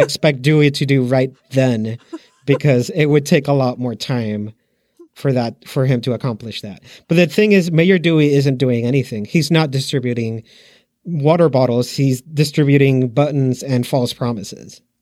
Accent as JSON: {"language": "English", "country": "Puerto Rico", "said": "I'm from Puerto Rico."}